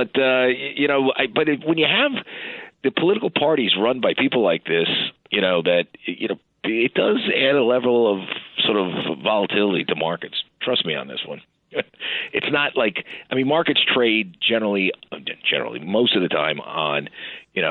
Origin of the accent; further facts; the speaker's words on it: New York City, New York, United States; I was born in Westchester Square Hospital in the Bronx